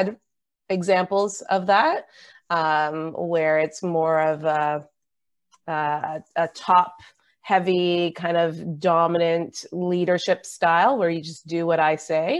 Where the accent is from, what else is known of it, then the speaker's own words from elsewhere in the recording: Canada; as a Canadian